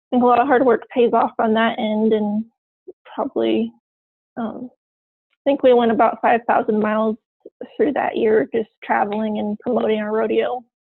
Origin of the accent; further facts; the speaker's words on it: Eugene, Oregon, United States; now in Silver Lake, United States; I actually grew up in Eugene, Oregon